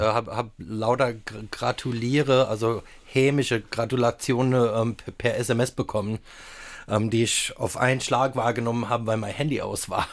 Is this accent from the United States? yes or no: yes; Southern California, United States; German is a second language; moved away as an adult; also born or lived in Palatinate, Germany; now in Saarland, Germany; ich bin ja auch in Südkalifornien aufgewachsen